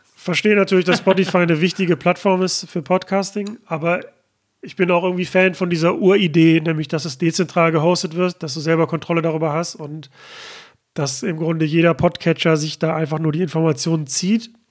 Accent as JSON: {"language": "German", "town": "Mülheim an der Ruhr", "region": "North Rhine-Westphalia", "country": "Germany", "tie": "born or raised there", "said": "hier in meiner Heimatstadt Mülheim"}